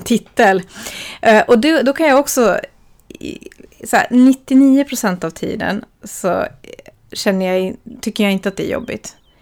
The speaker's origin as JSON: {"language": "Swedish", "country": "Sweden", "also_born_or_lived": "Helsinki, Finland / Switzerland", "moved": "as an adult", "said": "jag pratar ju finska med min mamma här i Sverige så jag kan ju finska"}